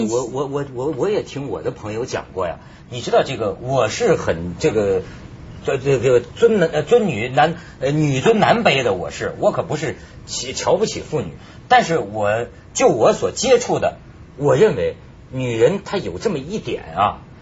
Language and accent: Chinese; China; 我作为一个大陆人